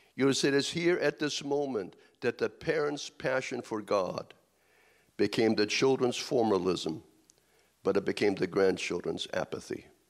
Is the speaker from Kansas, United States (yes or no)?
yes; Kansas, United States; I'm from Kansas also